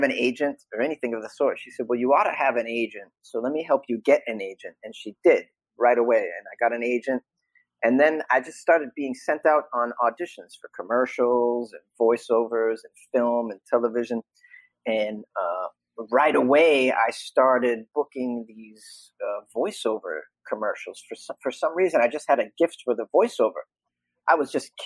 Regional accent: Boston, Massachusetts, United States; accent: thick Boston; moved away; I'm from Boston originally. So I can do a thick Boston accent.

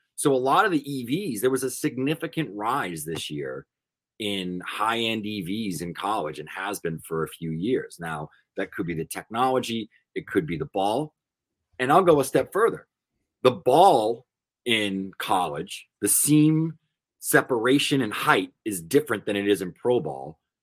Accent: Northeast, United States; I'm from the Northeast

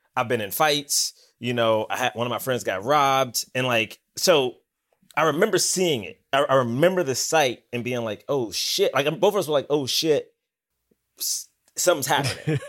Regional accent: Washington, District of Columbia, United States; moved away as an adult; also born or lived in Bronx, New York; I'm from Southeast D C

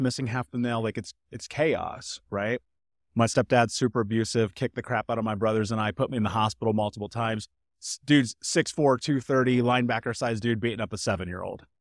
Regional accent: Indianapolis, Indiana, United States; moved away as an adult; I grew up in Indianapolis

